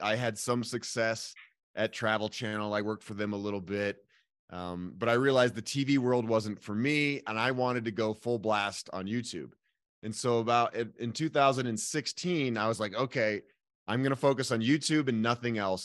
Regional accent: Boulder, Colorado, United States; I am born and raised in Boulder, Colorado

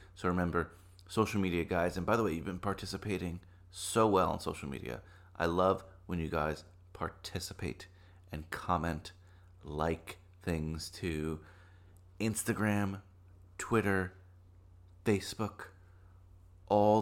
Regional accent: New Jersey, United States; moved away as an adult; now in Manhattan, United States; I grew up in New Jersey

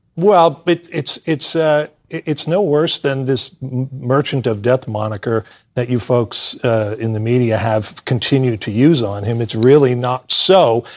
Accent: United States; I am a patriotic American

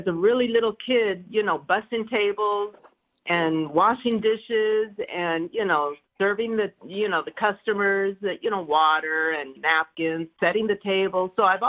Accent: Los Angeles, California, United States; I'm from here. I'm a local.

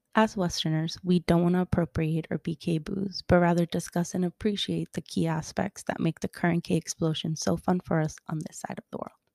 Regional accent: Miami, Florida, United States; also born or lived in Colombia; I'm Colombian, but I've lived in Miami ever since I was little

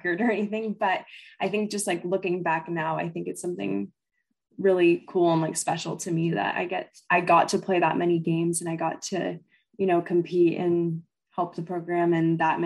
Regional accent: Kent, Washington, United States; also born or lived in Seattle; I grew up in the Kent area

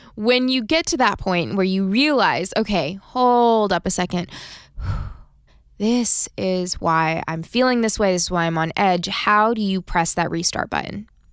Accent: United States; we are just known around the world to work ourselves into the ground

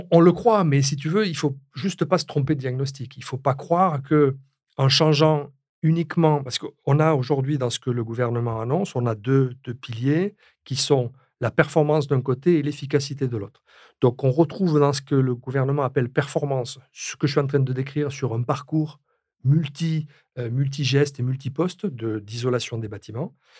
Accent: France; chez nous en France

